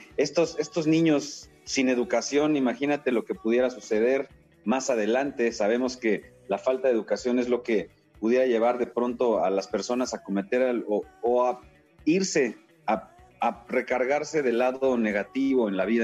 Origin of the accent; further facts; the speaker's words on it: Mexico; somos muchos los mexicanos